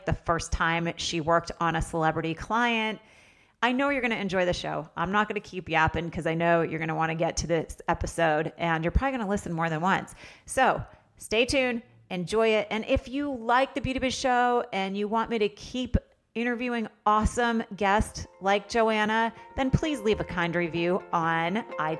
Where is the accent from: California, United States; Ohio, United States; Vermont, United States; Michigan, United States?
Vermont, United States; I'm from Vermont.